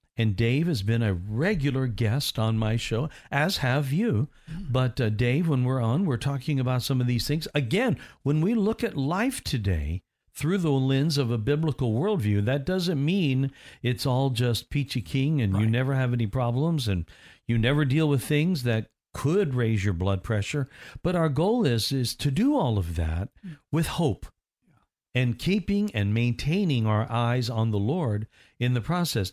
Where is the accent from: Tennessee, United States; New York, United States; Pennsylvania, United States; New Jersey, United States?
Tennessee, United States; near Nashville; My hometown was mm-hmm. kind of close to Nashville